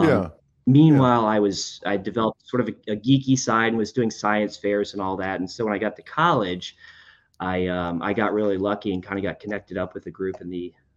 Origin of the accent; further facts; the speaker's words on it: Winter Park, Florida, United States; moved away as an adult; also born or lived in New Jersey / North Carolina; I grew up in Winter Park, Florida, just north of Orlando.